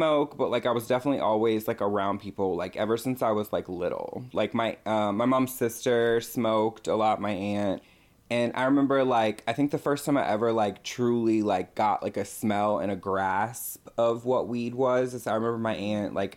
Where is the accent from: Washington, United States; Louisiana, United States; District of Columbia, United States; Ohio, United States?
Louisiana, United States; New Orleans; moved away; growing up in New Orleans